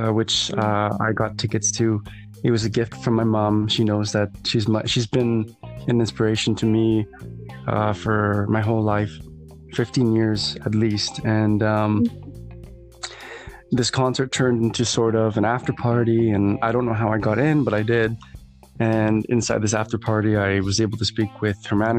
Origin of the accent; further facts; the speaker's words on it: Winnipeg, Manitoba, Canada; my hometown, Winnipeg